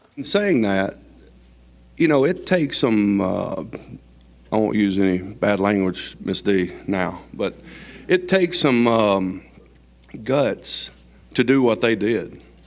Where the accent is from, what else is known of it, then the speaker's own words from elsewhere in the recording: Gadsden, Alabama, United States; I grew up in Gadsden, Alabama